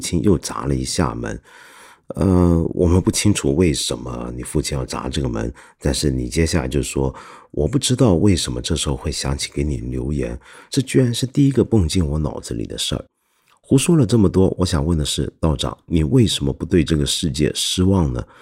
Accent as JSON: {"language": "Chinese", "country": "Hong Kong", "said": "我们的一般香港人"}